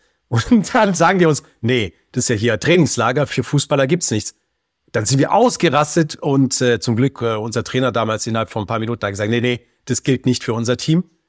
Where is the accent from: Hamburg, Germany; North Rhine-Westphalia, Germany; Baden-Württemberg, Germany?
Baden-Württemberg, Germany; also born or lived in Berlin; bei uns halt jetzt Baden-Württemberg